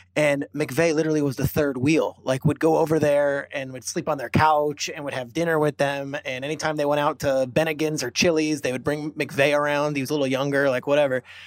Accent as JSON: {"language": "English", "region": "New Jersey", "country": "United States", "tie": "born or raised there", "said": "I grew up in New Jersey"}